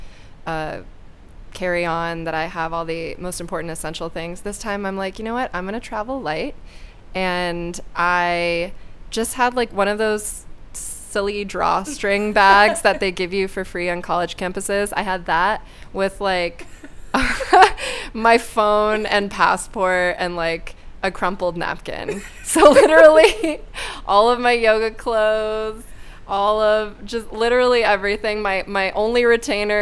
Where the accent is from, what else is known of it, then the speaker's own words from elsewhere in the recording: Florida, United States; my home state.